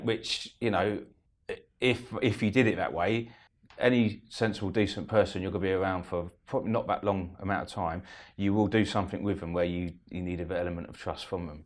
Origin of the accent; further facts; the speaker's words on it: Eastbourne, South East England, United Kingdom; I'm from Eastbourne